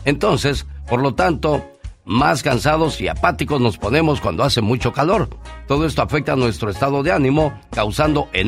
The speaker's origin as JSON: {"language": "Spanish", "region": "Guerrero", "country": "Mexico", "said": "Yo soy del estado de Guerrero, Carol."}